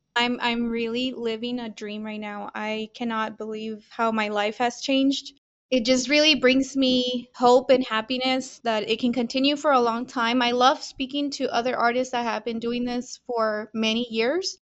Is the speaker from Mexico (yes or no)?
yes; Mexico; now in El Paso, United States; I was born in Mexico